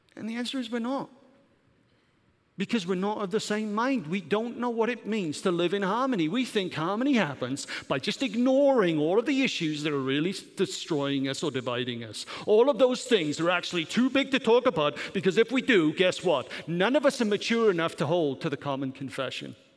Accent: Welsh, Wales, United Kingdom; also born or lived in Germany; now in United States; I'm not English, I'm Welsh.

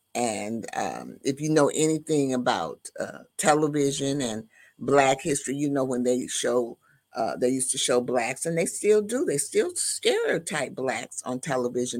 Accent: the South, United States; grew up in the Baptist and the Methodist churches, uh, in the South because I am from the South

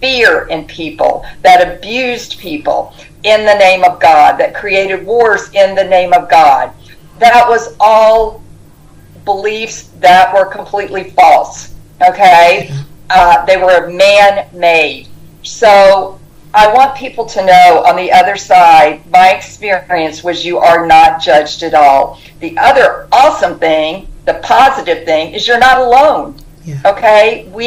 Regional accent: the South, United States; growing up in the South

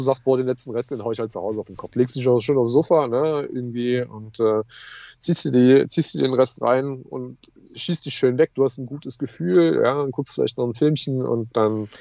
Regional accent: Leipzig, Saxony, Germany; moved away as an adult; now in Ruhr area, Germany; Ich komme aus dem Osten, ja. Ich bin gebürtiger Leipziger, ja.

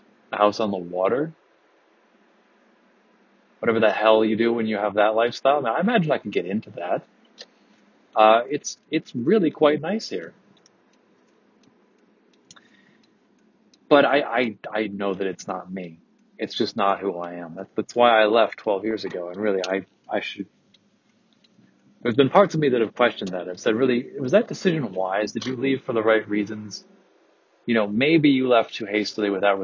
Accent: Michigan, United States; born or raised there

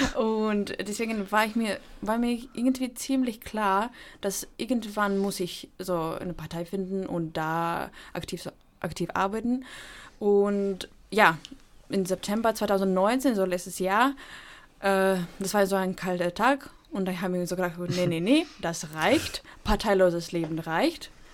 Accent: Ukraine; moved away; ich komme eigentlich nicht aus der Europäischen Union, ich komme aus der Ukraine

